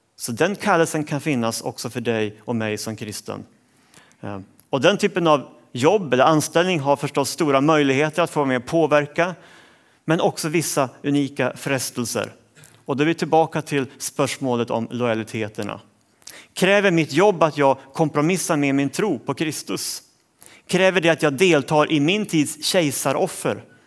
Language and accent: Swedish; Sweden; jag som svensk